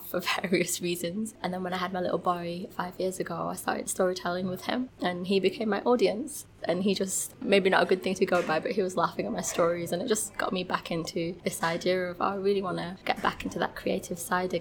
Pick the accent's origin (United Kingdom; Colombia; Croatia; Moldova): United Kingdom; growing up in Britain